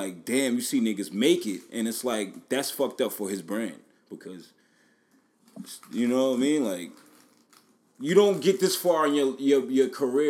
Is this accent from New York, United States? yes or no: yes; New York City, New York, United States; now in Atlanta, United States; I'm from Staten Island